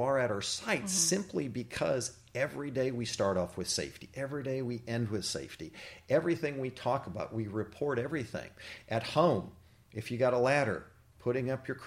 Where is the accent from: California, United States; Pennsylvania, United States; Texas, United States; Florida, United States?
Texas, United States; moved away as an adult; now in Jefferson Parish, Louisiana, United States; I actually grew up in Texas